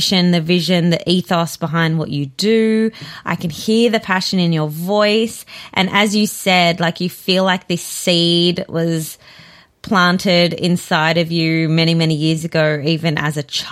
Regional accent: South Africa; now in Australia; I'm originally from South Africa. My whole family's there

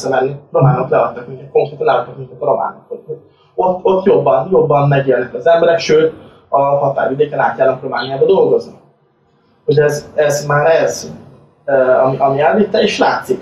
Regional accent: Hungary; now in Cyprus; mivel azért magyarok vagyunk

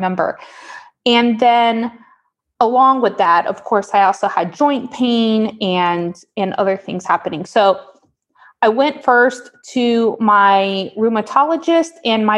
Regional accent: Miami, Florida, United States; moved away as an adult; now in Portland, United States; I'm from Miami originally. I was born and raised there

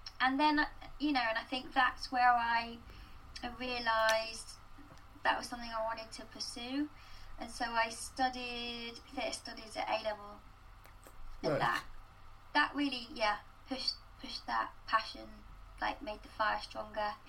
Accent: Gloucestershire, South West England, United Kingdom; I wasn't able to go to like youth theatre or young company growing up in Gloucestershire

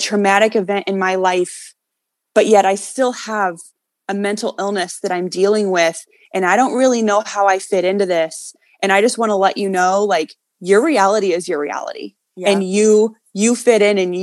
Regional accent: South Bend, Indiana, United States; moved away as an adult; now in Florida, United States; I grew up in South Bend, Indiana

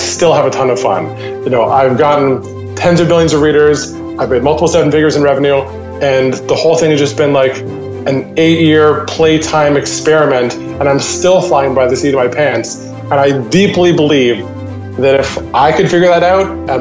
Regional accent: Vancouver, British Columbia, Canada; my hometown of Vancouver, Canada

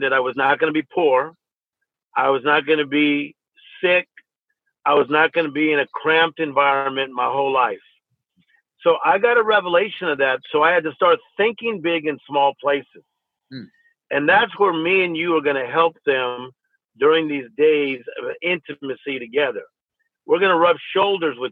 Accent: Compton, California, United States; when I was a young guy growing up in Compton, California, we literally did not have much

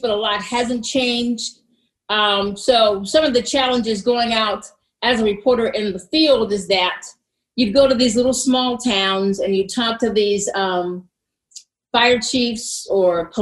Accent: Washington, District of Columbia, United States; moved away as an adult; now in Pittsburgh, United States; I'm from Washington, D.C.

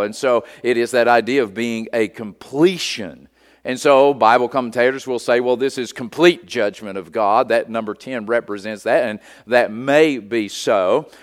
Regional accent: United States; as an American citizen

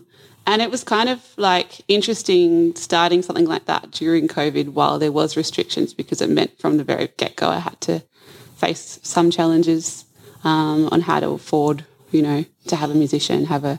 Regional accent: Adelaide, South Australia, Australia; also born or lived in Northern Rivers; So I moved to the Mid-North Coast just over a year ago from Northern Rivers, but I'm originally from Adelaide and have moved around the country to different places.

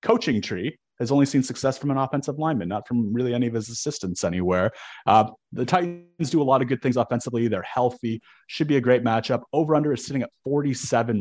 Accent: Southern Ontario, Canada; I grew up in Southern Ontario

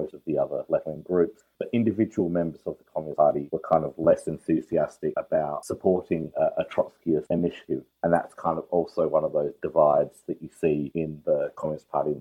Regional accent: South Australia, Australia; I was born and raised in South Australia

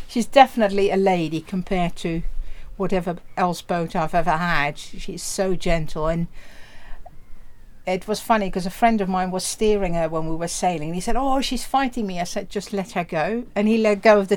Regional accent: Netherlands; English is a second language; moved away as an adult; now in United Kingdom; I'm from Holland, or the Netherlands it should be, because Holland is only the coastal provinces of the Netherlands. Yes, born there

